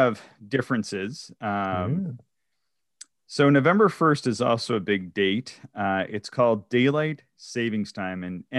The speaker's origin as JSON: {"language": "English", "region": "East Coast", "country": "United States", "tie": "born or raised there", "said": "growing up on the East Coast where I'm from, it would be maybe once every 10 years you would get a snowfall like this in October."}